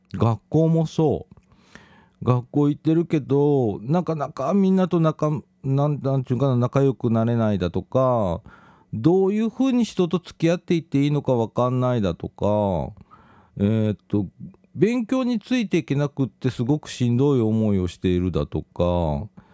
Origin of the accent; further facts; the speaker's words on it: Shirahama, Wakayama, Japan; moved away; 私自身はね、和歌山県の白浜町っていうところが、まあ、私の実家